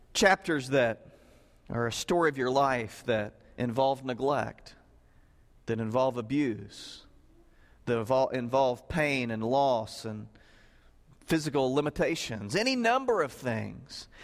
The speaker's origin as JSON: {"language": "English", "region": "Southern Illinois", "country": "United States", "tie": "born or raised there", "said": "I grew up in Southern Illinois"}